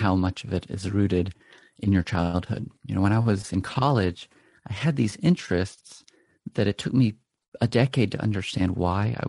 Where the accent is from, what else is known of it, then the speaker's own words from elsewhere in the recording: Charleston, South Carolina, United States; now in Durham, United States; I was raised in Charleston, South Carolina